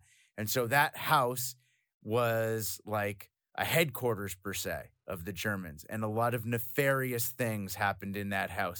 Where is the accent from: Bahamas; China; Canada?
Canada; also born or lived in Belgium; Like, I'm Canadian, I'm not from Belgium, but my family's military, so we moved around. And when I was very young, we moved to Belgium, and we moved to southern Belgium near Mons.